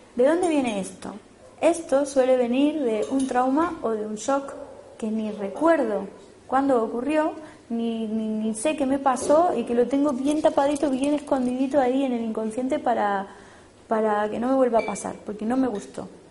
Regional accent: Spain; por ser español europeo

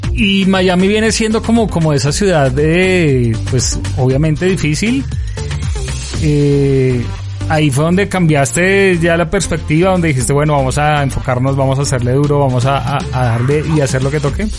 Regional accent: Colombia; uno como colombiano

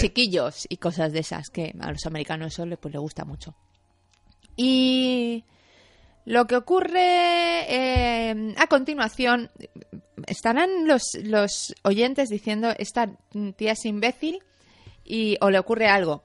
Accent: Madrid, Community of Madrid, Spain; Yo soy madrileña

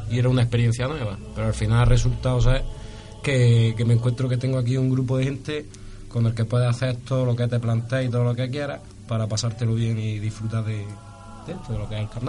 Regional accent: Cádiz, Andalusia, Spain; Yo de Cádiz.

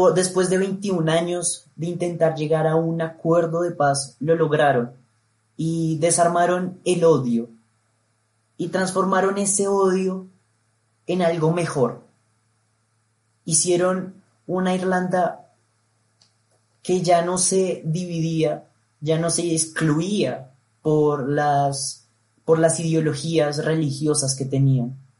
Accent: Colombia; nosotros como colombianos

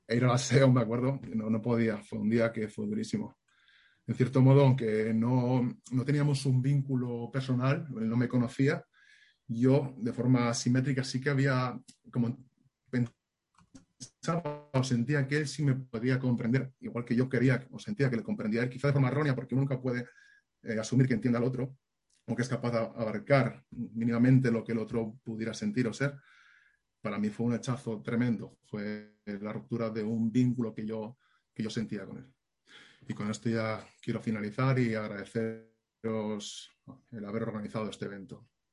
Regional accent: Asturias, Spain; moved away; soy de Asturias

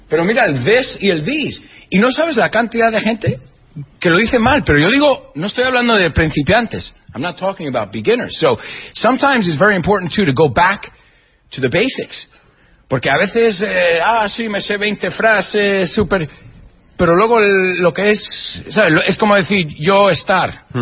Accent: Spain; Eh, españoles, yo soy español, y no somos gente vergonzosa.

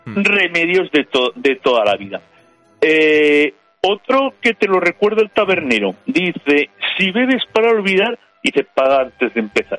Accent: Spain; como españoles

